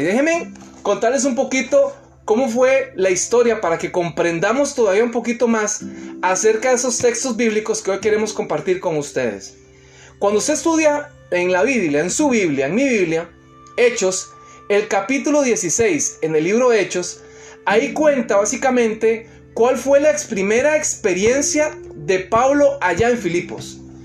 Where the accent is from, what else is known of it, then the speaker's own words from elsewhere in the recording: Costa Rica; moved away; trabajando en mi país, allá en Costa Rica